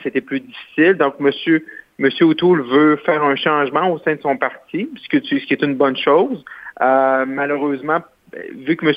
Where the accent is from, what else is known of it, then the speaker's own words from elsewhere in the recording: Roberval, Quebec, Canada; c'est mon patelin chez moi où je suis né, qui est Robert valby